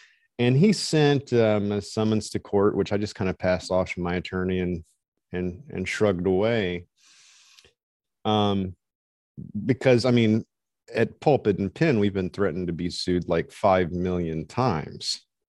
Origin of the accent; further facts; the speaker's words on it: Montana, United States; So we're from Eastern Montana.